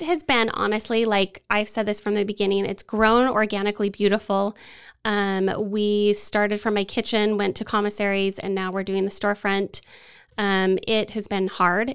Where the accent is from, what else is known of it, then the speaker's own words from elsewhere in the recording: Utah, United States; moved away as an adult; now in Waco, United States; I am from Utah, and we came here for my husband's job